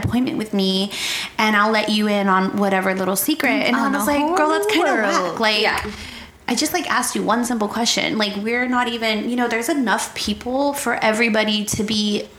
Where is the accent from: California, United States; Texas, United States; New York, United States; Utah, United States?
Texas, United States; San Antonio; I was young. I grew up here in San Antonio.